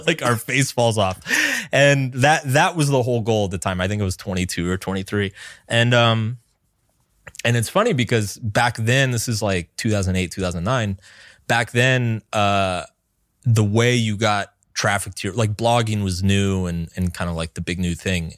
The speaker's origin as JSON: {"language": "English", "region": "American South", "country": "United States", "tie": "born or raised there", "said": "I grew up in the American South"}